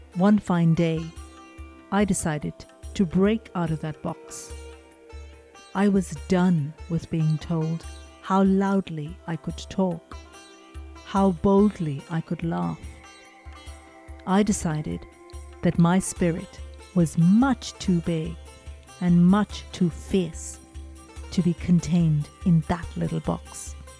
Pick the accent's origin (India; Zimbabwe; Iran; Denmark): India; some of my memories of growing up in India, some of them are quite idyllic